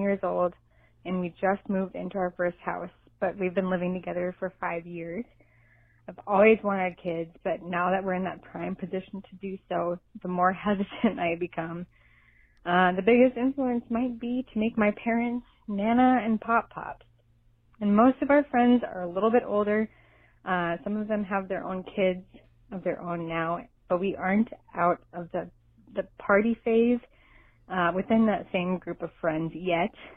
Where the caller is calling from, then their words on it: Minnesota, United States; I'm calling from Minnesota